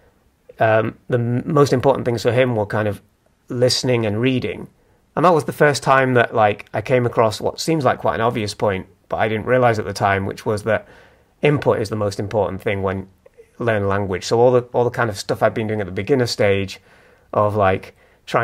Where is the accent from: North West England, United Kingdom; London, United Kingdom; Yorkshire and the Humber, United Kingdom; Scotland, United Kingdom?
North West England, United Kingdom; Manchester; moved away as an adult; now in Leeds, United Kingdom; I moved from Manchester, where I'm from, about 5 years ago, to Leeds.